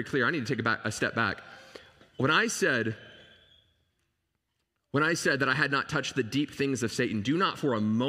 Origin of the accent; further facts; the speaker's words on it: Dallas, Texas, United States; I grew up in Dallas, Texas